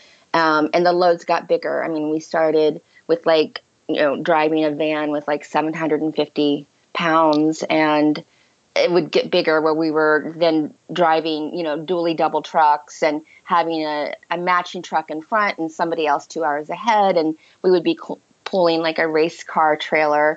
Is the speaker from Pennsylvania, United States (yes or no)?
no; Ohio, United States; moved away as an adult; also born or lived in Chicago; I grew up in the Midwest, in Ohio, on a farm